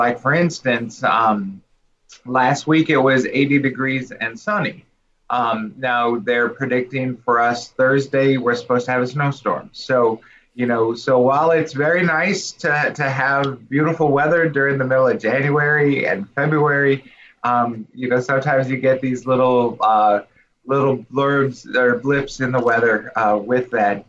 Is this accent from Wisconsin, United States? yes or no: yes; Milwaukee, Wisconsin, United States; moved away as an adult; also born or lived in Ann Arbor, Michigan / St. Louis, Missouri / Florida; now in Havelock, United States; raised Lutheran Church Missouri Synod member from conception through baptism through ordination. So I was born and raised in Milwaukee, Wisconsin.